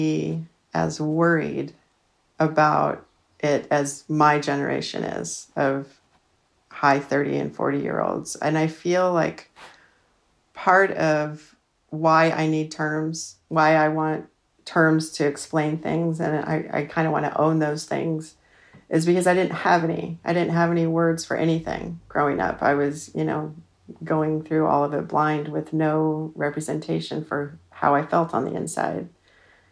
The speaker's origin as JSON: {"language": "English", "region": "Utah", "country": "United States", "tie": "born or raised there", "said": "I was raised Mormon in Utah. My family's LDS. I'm the seventh of eight kids"}